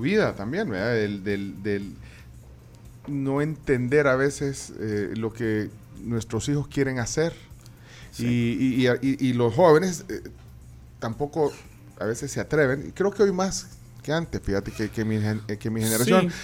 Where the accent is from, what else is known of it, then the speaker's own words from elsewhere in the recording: Guatemala; moved away as an adult; also born or lived in Buenos Aires, Argentina; soy guatemalteco